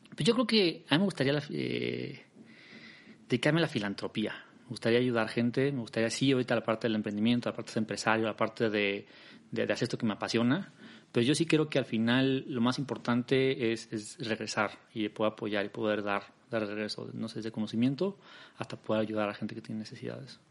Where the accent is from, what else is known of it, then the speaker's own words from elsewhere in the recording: Mexico City, Mexico; also born or lived in Netherlands; Nací en la Ciudad de México, en México